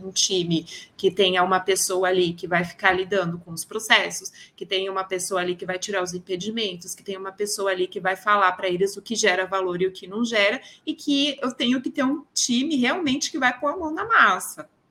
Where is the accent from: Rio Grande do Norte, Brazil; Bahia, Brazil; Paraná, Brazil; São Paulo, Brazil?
São Paulo, Brazil; Sou de São Paulo, natural